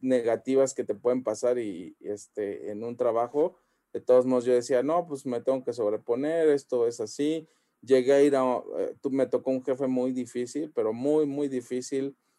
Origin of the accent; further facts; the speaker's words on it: Xalapa, Veracruz, Mexico; moved away; yo por ejemplo soy de Jalapa, entonces allá la mentalidad allá es súper así pequeñita